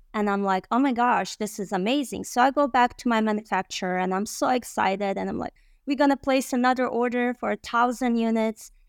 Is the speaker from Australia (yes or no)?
no; Bosnia & Herzegovina; English is a second language; also born or lived in Michigan, United States; now in United States; I arrived in the United States in two thousand and one and with my family as a refugee from a Bosnia